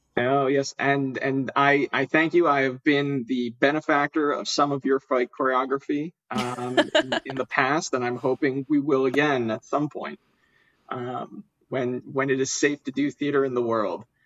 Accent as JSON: {"language": "English", "town": "Philadelphia", "region": "Pennsylvania", "country": "United States", "tie": "born or raised there", "said": "if you need some good recommendations in Philly, it is my hometown."}